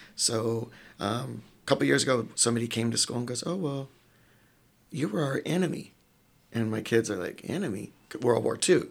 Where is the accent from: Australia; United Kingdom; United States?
United States; Sacramento, California; moved away; grew up in neighborhoods that most people in Marin probably wouldn't walk through at night. Uh, Oak Park, um, that's where all my black family's from. And then we grew up in Franklin Boulevard